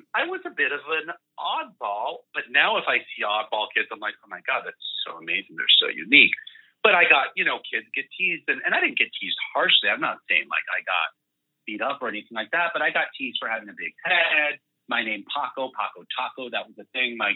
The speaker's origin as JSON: {"language": "English", "country": "Puerto Rico", "tie": "born there", "said": "I was born in Puerto Rico. I speak Spanish and English. My mom is Cuban."}